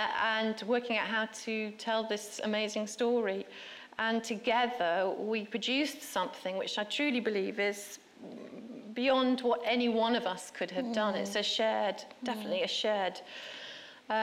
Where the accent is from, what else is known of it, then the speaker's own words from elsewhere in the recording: Stockport, North West England, United Kingdom; Stockport, which is where I was brought up.